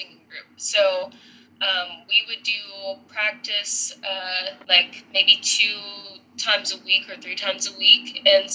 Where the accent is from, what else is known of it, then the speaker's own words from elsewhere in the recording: Nashville, Tennessee, United States; I was born and raised.